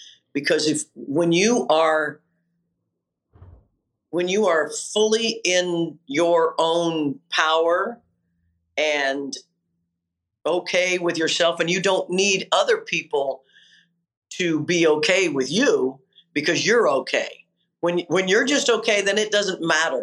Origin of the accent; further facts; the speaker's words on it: Kansas, United States; a girl from Kansas